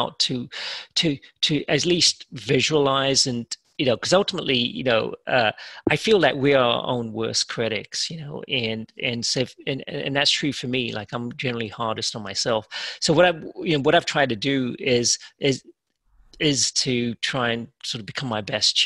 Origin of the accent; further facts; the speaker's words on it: England, United Kingdom; now in United States; growing up in England, you're pretty diverse.